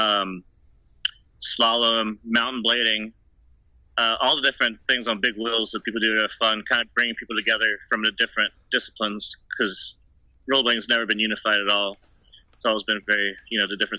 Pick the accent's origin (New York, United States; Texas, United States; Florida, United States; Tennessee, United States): Texas, United States; Austin; first language German; English is a second language; also born or lived in Germany; I was born in Austin, Texas, and when I was about 6 months old, my parents moved to Germany